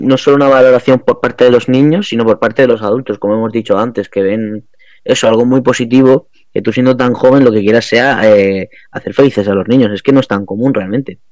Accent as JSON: {"language": "Spanish", "region": "Region of Murcia", "country": "Spain", "said": "la imagen que damos de, de la región en Murcia"}